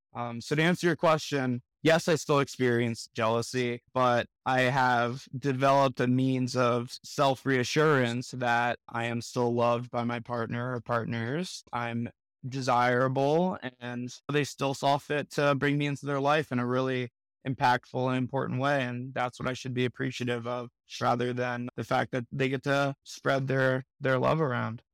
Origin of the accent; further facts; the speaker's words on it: Miami, Florida, United States; now in Denver, United States; I'm from Miami, Florida originally, residing in Denver